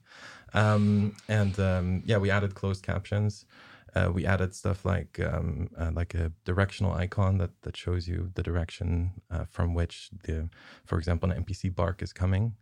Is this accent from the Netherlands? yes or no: yes; southern Netherlands, Netherlands; moved away; I'm basically from the, the Skåne of, of Holland